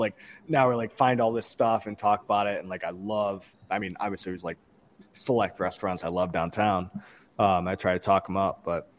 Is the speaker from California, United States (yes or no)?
no; Ann Arbor, Michigan, United States; I'm an Ann Arbor guy, but I appreciate that. I'll take that as a compliment. No, born and raised in Ann Arbor.